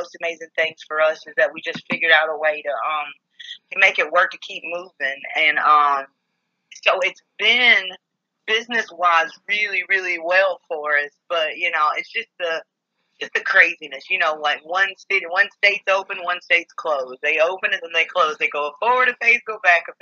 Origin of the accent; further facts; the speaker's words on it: Poplarville, Mississippi, United States; We grew up in Poplarville, Mississippi